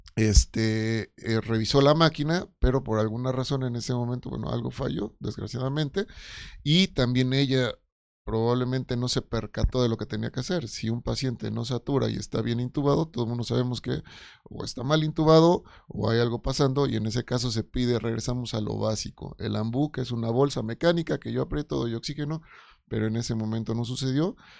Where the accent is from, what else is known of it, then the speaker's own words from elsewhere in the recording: Oaxaca, Mexico; yo soy de Oaxaca